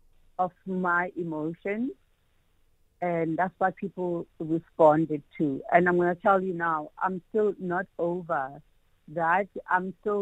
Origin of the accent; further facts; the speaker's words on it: Eastern Cape, South Africa; Because, you know, I'm from the Eastern Cape.